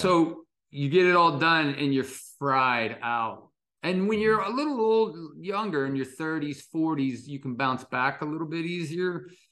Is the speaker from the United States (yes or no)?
yes; Dayton, Ohio, United States; I didn't grow up in West Virginia, by the way. I grew up in Ohio, Dayton, Ohio.